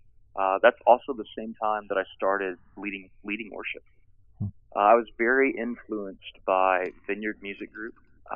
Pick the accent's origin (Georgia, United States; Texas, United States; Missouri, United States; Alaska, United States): Texas, United States; also born or lived in Richmond, Virginia; I came to faith in Christ. We were actually planting, we left Texas and we're planting a church in Richmond, Virginia